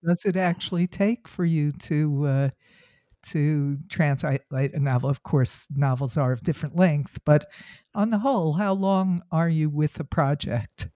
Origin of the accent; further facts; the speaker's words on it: United States; as an American